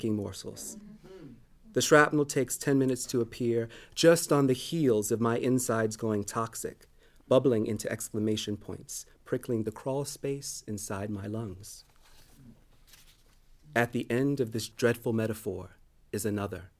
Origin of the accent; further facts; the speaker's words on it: New Orleans, Louisiana, United States; I'm from New Orleans